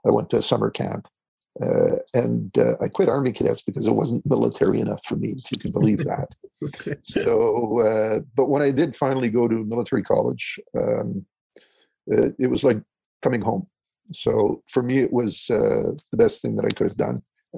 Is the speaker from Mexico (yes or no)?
no; Quebec City, Quebec, Canada; born there; So I was born in Quebec City, and my father was serving at that time.